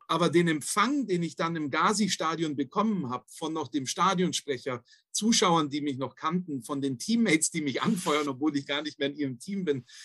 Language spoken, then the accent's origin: German; Königsbrunn, Bavaria, Germany; also born or lived in Bobingen / Valencia; ich bin in Königsbrunn aufgewachsen, geboren in Bobingen, was einfach hm. nur eine Ortschaft nebendran ist